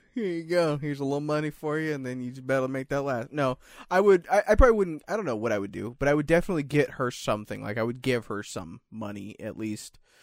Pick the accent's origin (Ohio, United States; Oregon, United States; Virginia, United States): Oregon, United States; Salem; I was born in Salem, too